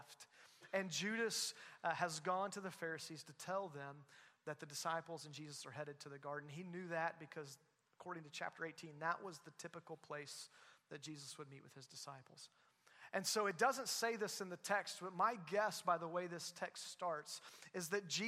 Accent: Southwest Missouri, United States; moved away as an adult; also born or lived in Louisville area; now in Joplin, United States; grew up in Southwest Missouri, part of Christ Church for a while, then moved away

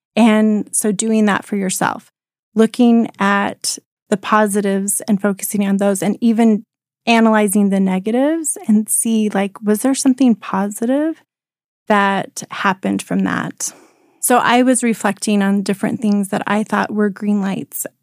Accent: Colorado, United States; moved away as an adult; also born or lived in Rexburg, Idaho; I grew up in Colorado

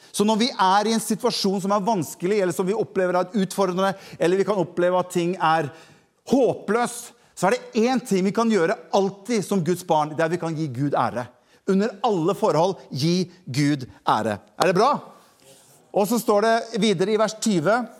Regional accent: Norway; jeg er jo nordmann

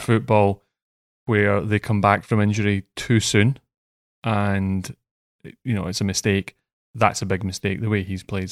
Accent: Scotland, United Kingdom; moved away; I'm Scottish

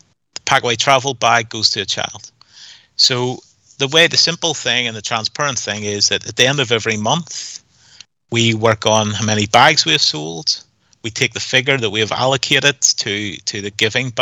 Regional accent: Northern Ireland, United Kingdom; we're from Northern Ireland

